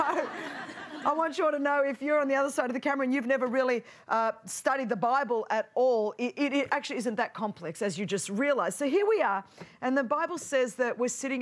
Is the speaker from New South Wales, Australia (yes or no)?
yes; Sydney, New South Wales, Australia; I'm from the land down under, Sydney, Australia